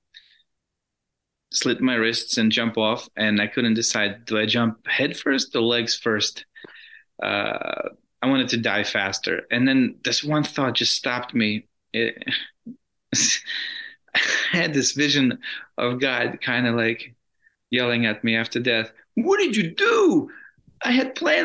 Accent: Russia; moved away; I grew up in Russia.

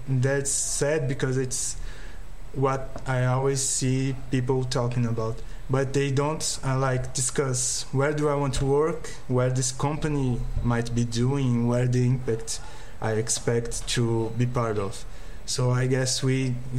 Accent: Brazil; here in Brazil

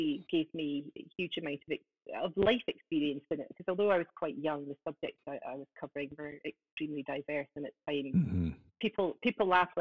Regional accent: Scottish Borders, Scotland, United Kingdom; also born or lived in Aberdeen; I am from Scotland in the Scottish Borders. That's just south of Edinburgh. I've lived here for 21 years

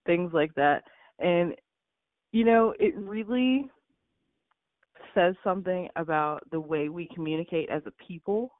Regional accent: Pittsburgh, Pennsylvania, United States; I grew up in Pittsburgh, Pennsylvania

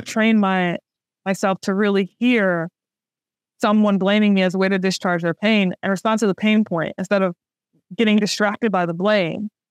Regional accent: New Orleans, Louisiana, United States; I'm from New Orleans, the birthplace of jazz

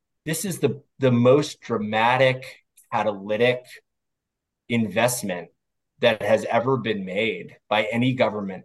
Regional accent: Washington, District of Columbia, United States; I grew up here in Washington, D.C., which is where I'm currently sitting

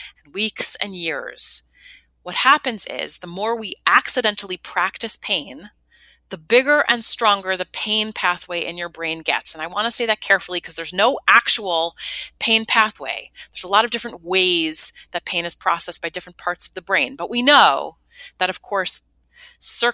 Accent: New York City, New York, United States; I'm a New Yorker, born and bred

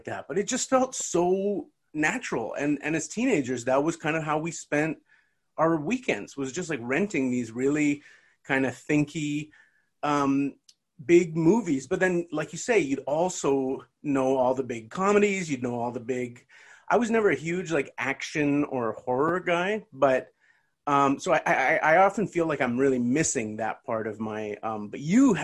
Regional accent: Burnaby, British Columbia, Canada; I grew up mostly in South Burnaby

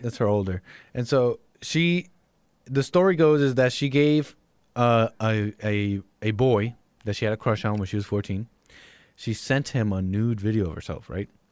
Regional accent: West Palm Beach, Florida, United States; also born or lived in Miami; West Palm Beach was my backyard growing up

